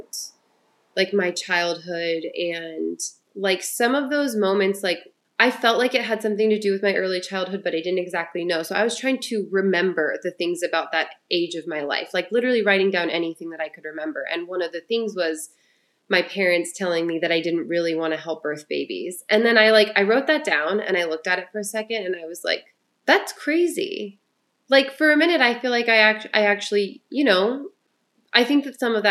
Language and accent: English; Ohio, United States; moved away; I'm originally from Ohio